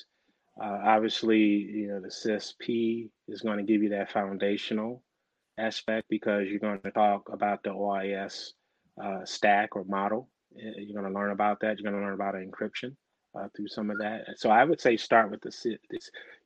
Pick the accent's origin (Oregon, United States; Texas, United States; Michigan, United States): Michigan, United States; I grew up in Michigan